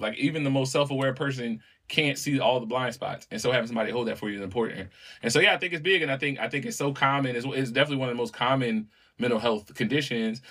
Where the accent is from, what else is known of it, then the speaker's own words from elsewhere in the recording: New Orleans, Louisiana, United States; when I was a little kid growing up in New Orleans